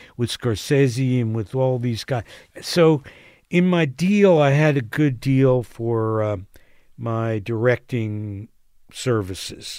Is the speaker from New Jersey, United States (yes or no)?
yes; Asbury Park, New Jersey, United States; moved away; I'm from Asbury.